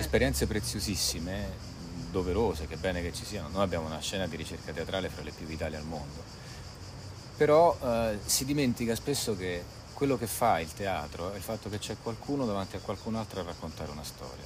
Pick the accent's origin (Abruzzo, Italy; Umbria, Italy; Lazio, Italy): Abruzzo, Italy; Avezzano; Io vengo da Avezzano, una cittadina piuttosto grande, eh, in Abruzzo, in provincia dell'Aquila